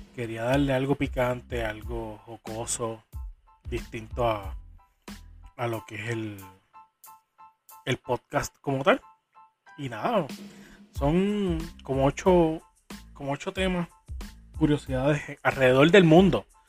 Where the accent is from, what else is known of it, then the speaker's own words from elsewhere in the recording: Puerto Rico; soy boricua de pura cepa, jibarito